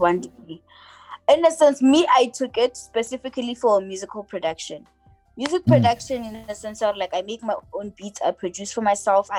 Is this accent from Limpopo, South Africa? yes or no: yes; Polokwane, Limpopo, South Africa; moved away; My hometown, I love it because I come there. I come from there, you know. Yeah. It raised me